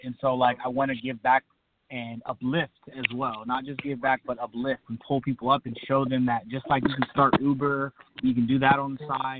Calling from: Clovis, California, United States; I'm calling from Clovis, California.

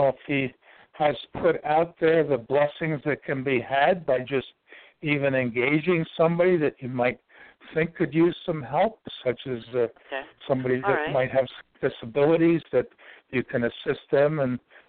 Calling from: Ashland, Virginia, United States; The center of the universe. That's what they call Ashland, Virginia.

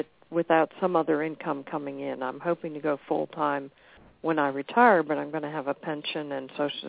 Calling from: Louisa, Virginia, United States; I'm calling a little bit further west of Leo in Louisa, Virginia.

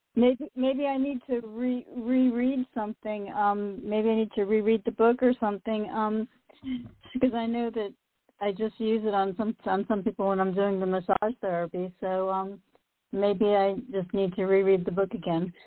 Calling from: Delray Beach, Florida, United States; I'm calling from Delray Beach, Florida.

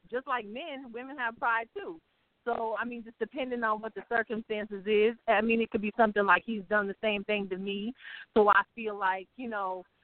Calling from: Ohio, United States; and I'm calling from Ohio.

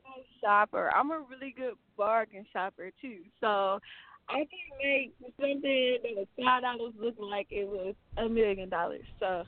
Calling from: Milwaukee, Wisconsin, United States; I'm coming from Milwaukee, Wisconsin.

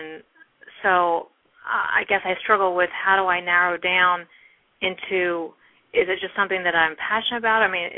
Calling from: New Jersey, United States; I'm calling from New Jersey.

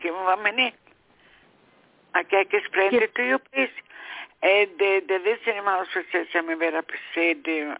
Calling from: New York, United States; I'm calling {S12} from New York.

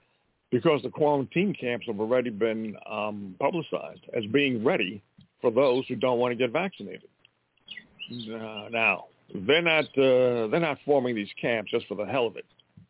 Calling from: Montana, United States

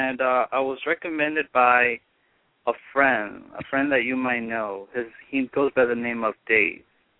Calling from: Hollywood, California, United States; Hollywood, California.

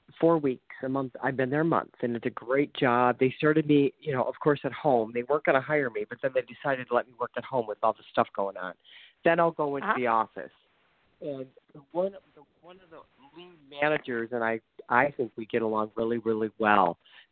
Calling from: Ohio, United States; I'm calling from Ohio.

